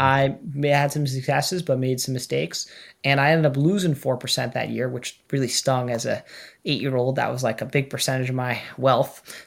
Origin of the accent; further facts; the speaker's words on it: New York, United States; moved away as an adult; now in Boston, United States; I'm from New York